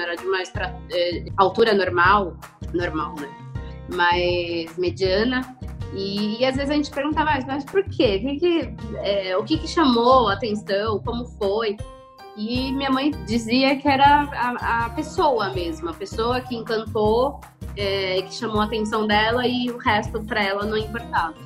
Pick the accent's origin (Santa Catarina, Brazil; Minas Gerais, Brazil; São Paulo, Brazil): São Paulo, Brazil; eu sou de São Paulo, capital